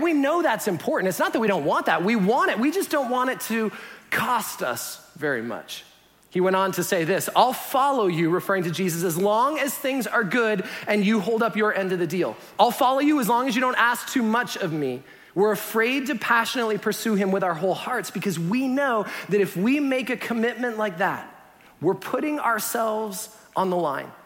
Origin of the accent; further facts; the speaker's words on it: Canada; moved away; being Canadian